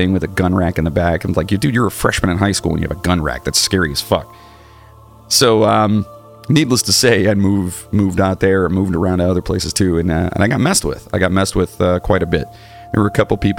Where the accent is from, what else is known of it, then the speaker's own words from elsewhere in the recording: Cleveland, Ohio, United States; also born or lived in Wellington, Ohio; I was growing up in Cleveland